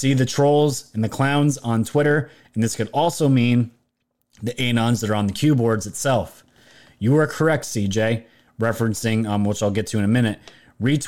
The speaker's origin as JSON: {"language": "English", "region": "New York", "country": "United States", "tie": "born or raised there", "said": "my home state, New York"}